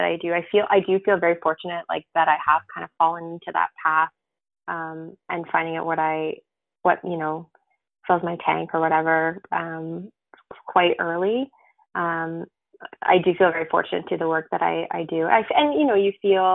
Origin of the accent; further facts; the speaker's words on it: Sarnia, Ontario, Canada; also born or lived in Burlington; And I started at the hospice in Sarnia